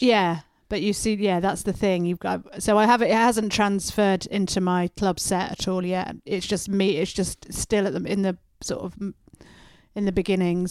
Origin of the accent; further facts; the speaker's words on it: Oxford, South East England, United Kingdom; when I was growing up in Oxford